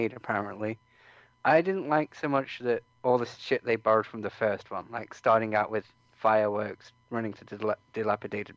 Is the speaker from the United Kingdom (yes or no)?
yes; United Kingdom; I'm British